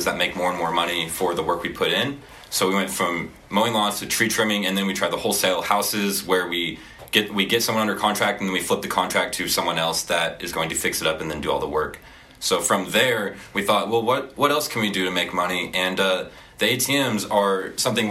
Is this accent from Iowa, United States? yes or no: no; Enid, Oklahoma, United States; I'm from Enid, Oklahoma, so not too far from here